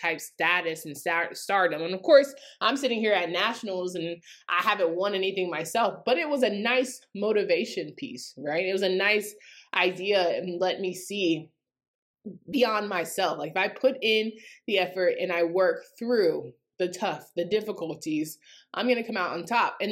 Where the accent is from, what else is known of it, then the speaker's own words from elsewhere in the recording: North Carolina, United States; growing up in North Carolina